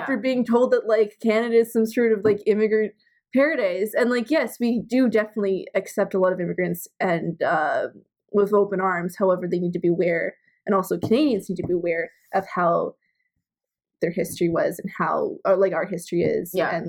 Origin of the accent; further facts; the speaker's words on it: United States; since we're both American and Mexico and everybody are on one continent